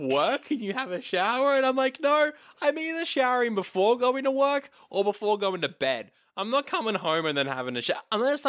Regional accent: Australia

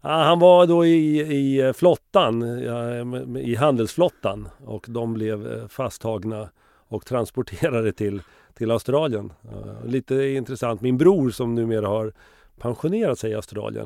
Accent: Finspång, Östergötland, Sweden; also born or lived in Liberia / Stockholm; vi kom hem från Liberia sextionio, så flyttade jag till Finspång nittonhundrasjuttio

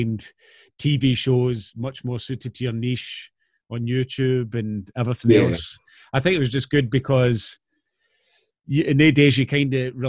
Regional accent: Clydebank, Scotland, United Kingdom; growing up in Claybank

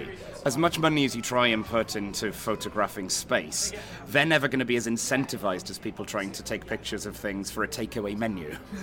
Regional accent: Welsh, Wales, United Kingdom; So I'd never been to Tenerife because I'm Welsh. I grew up with not a huge amount of money

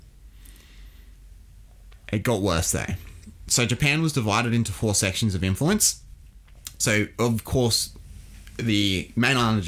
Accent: Australia; as an Australian

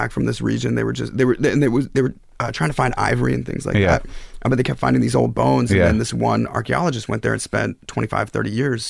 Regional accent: Philadelphia, Pennsylvania, United States; moved away; Came from Philadelphia

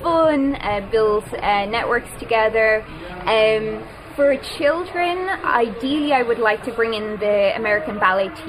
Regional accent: Drogheda, Leinster, Ireland; I'm from Drogheda. So I started taking children's ballet classes in the town when I was younger

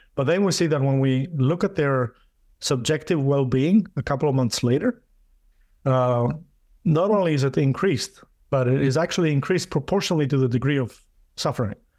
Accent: Greece; moved away as an adult; also born or lived in Denmark; now in United States; I went to my home country. I, I was born in Greece

